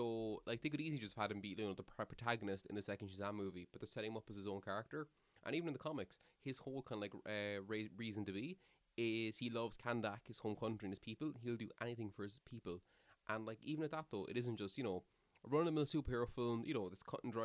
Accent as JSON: {"language": "English", "town": "Cork", "region": "Munster", "country": "Ireland", "said": "I'm from Cork, you know, and I love Cork"}